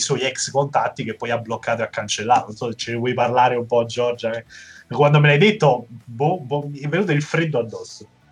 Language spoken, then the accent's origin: Italian; Naples, Campania, Italy; Da buon napoletano